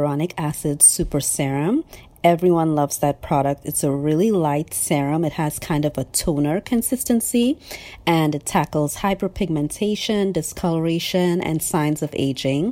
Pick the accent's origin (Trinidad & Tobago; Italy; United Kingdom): Trinidad & Tobago; also born or lived in North Carolina, United States; now in Atlanta, United States; I was born and raised in Trinidad and Tobago in the Caribbean, and now I live in Atlanta, Georgia.